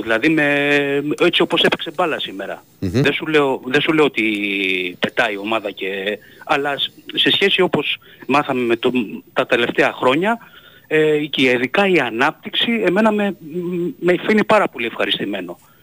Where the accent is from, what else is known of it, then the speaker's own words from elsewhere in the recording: Greece; moved away; also born or lived in United States; σαν Έλληνας φίλαθρος